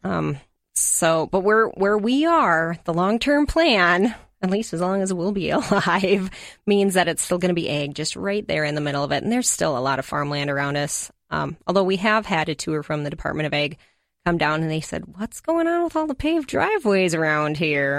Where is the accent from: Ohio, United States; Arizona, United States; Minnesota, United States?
Minnesota, United States; Hastings; I grew up in Hastings